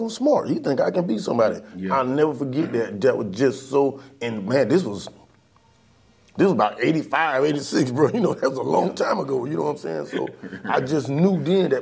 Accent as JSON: {"language": "English", "town": "Williston", "region": "Florida", "country": "United States", "tie": "born or raised there", "said": "I'm from Williston, Florida, I've been in Williston all my life."}